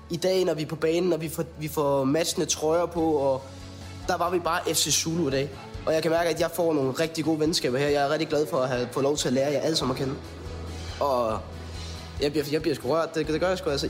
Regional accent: Randers, Central Denmark Region, Denmark; jeg kommer fra Randers

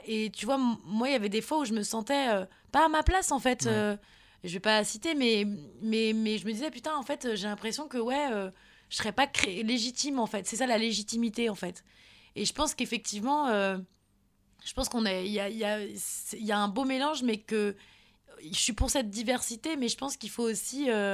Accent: Nantes, Pays de la Loire, France; je suis de Nantes.

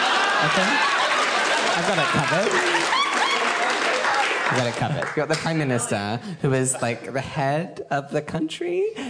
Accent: Brisbane, Queensland, Australia; now in Sydney, Australia; I'm from Brisbane

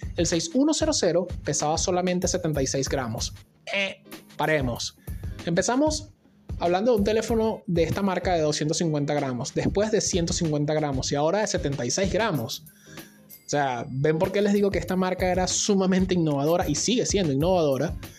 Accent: Venezuela; en mi país, en Venezuela

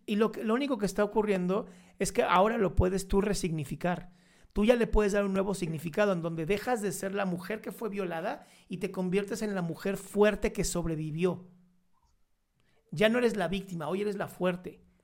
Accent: Mexico

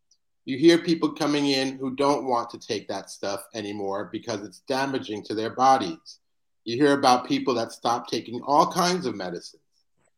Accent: California, United States; I'm from California.

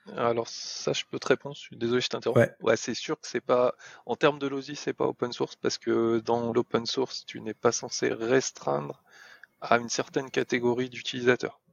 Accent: France; on on est français

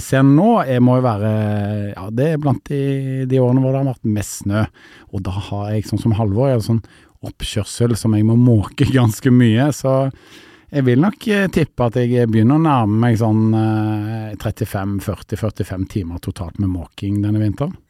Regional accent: Stavanger, Rogaland, Norway; now in Oslo, Norway; Jeg kommer fra Sør-Vestlandet, jeg kommer fra Stavanger

